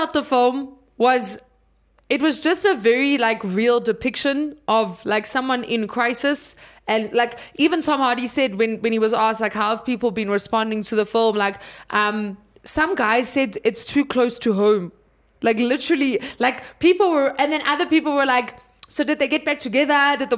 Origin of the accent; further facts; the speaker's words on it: South Africa; I'm South African